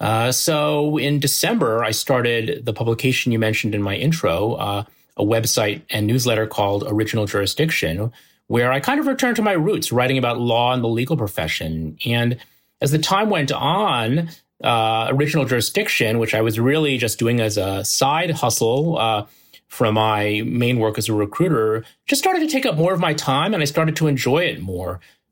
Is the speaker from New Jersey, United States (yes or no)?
yes; New Jersey, United States; We grew up in the New Jersey suburbs. Our parents live there.